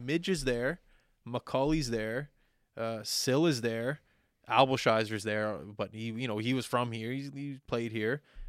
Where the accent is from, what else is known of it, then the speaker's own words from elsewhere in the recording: Canada; And it just being Canadian there too.